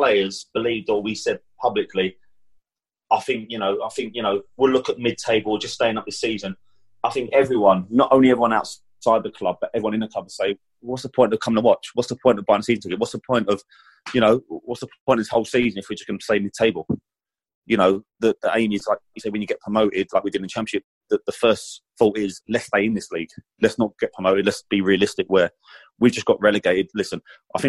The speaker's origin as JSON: {"language": "English", "region": "England", "country": "United Kingdom", "said": "As an Englishman"}